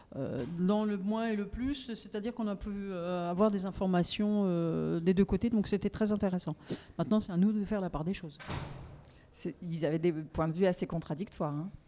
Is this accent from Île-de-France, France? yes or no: no; Haut-Rhin, Grand Est, France; je viens du Haut-Rhin